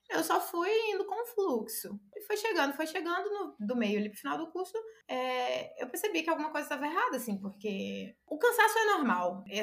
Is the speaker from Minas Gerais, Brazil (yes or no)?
yes; Conselheiro Pena, Minas Gerais, Brazil; eu sou de Conselheiro Pena, é bem, bem interior. E aí é a maior cidade aqui perto é Governador Valadares.